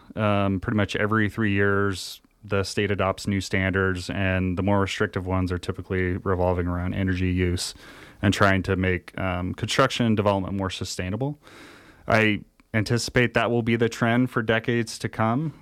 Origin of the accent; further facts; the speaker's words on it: Humboldt County, California, United States; now in Nevada County, United States; I grew up out in the middle of nowhere in Humboldt County, kinda the Emerald Triangle area